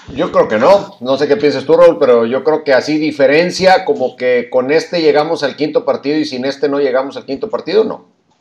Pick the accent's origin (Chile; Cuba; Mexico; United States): Mexico